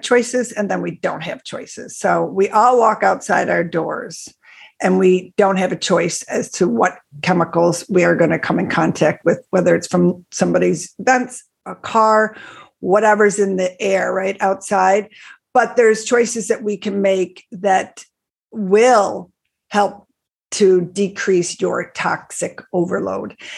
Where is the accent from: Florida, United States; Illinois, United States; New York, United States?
New York, United States; Buffalo; I grew up in Buffalo, New York. I still live in Buffalo, New York.